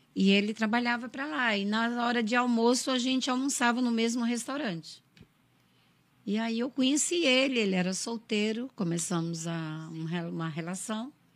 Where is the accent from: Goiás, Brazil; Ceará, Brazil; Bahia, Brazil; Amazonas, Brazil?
Ceará, Brazil; interior of; also born or lived in São Paulo; now in Santa Catarina, Brazil; Eu nasci no interior do Ceará, interior de Fortaleza. Eu vim para cá em 2000, em junho de 2000. Caí de paraquedas em Santa Catarina.